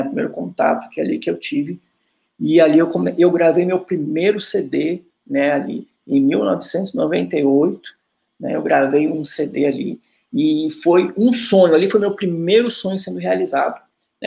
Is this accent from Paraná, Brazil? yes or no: no; Viamão, Rio Grande do Sul, Brazil; moved away; eu sou natural de Viamão, sou do Rio Grande do Sul